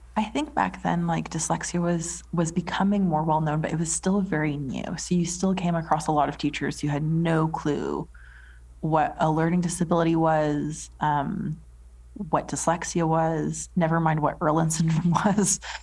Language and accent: English; Edmonton, Alberta, Canada; moved away as an adult; now in England; I was born in Edmonton, Alberta, in Canada. Um, so, like a small city